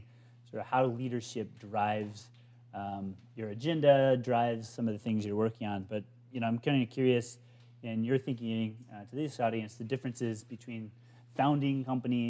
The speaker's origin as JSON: {"language": "English", "region": "Minnesota", "country": "United States", "said": "I'm actually from Minnesota in the Midwest"}